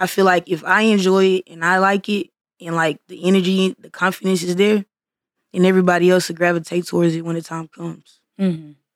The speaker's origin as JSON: {"language": "English", "town": "Missouri City", "region": "Texas", "country": "United States", "said": "I'm from Mo City"}